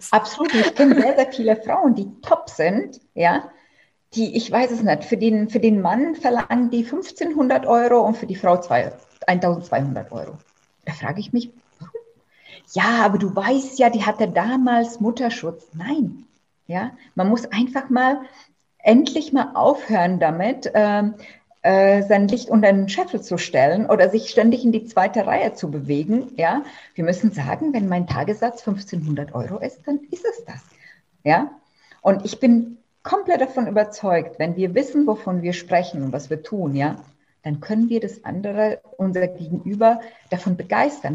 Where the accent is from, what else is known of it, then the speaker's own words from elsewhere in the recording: Germany; bei uns in Deutschland